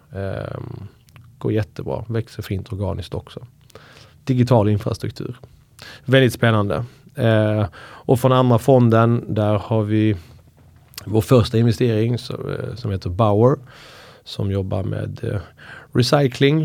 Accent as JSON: {"language": "Swedish", "region": "Skåne", "country": "Sweden", "tie": "born or raised there", "also_born_or_lived": "Iran / Uppsala", "moved": "yes", "said": "Skånepåg. Eh, flyttade till Uppsala och pluggade juridik och eh, kom ursprungligen från Iran"}